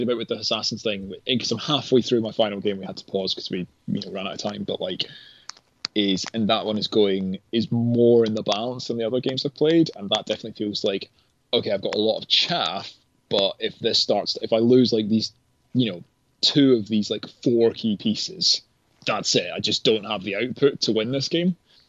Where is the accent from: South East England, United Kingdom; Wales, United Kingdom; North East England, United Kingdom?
North East England, United Kingdom; the particular reason I remember it is obviously in Gaza being a Geordie